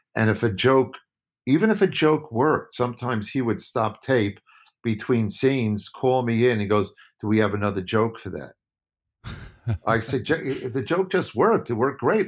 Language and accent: English; Woodmere, New York, United States; also born or lived in Brooklyn, New York; I was born in Brooklyn. I grew up on Long Island.